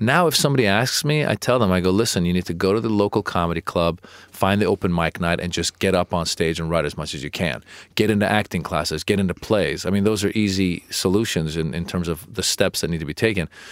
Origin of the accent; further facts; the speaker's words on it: Marin County, Northern California, United States; also born or lived in Iran / Los Angeles, California; I was born in Iran and I grew up in Marin County, Northern California